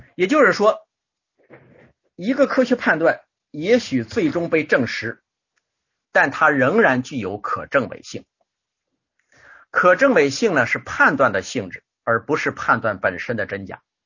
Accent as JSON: {"language": "Chinese", "country": "China", "said": "我们中国人"}